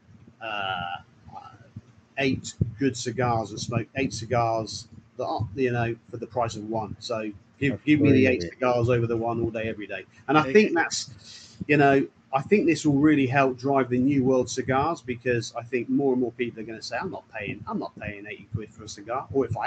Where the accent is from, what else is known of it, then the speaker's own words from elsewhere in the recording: England, United Kingdom; we're English